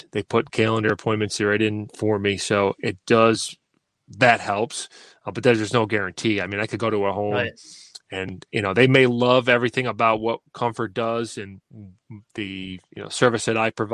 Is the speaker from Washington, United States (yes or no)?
no; Syracuse, New York, United States; I was born right in Syracuse, lived here for most of my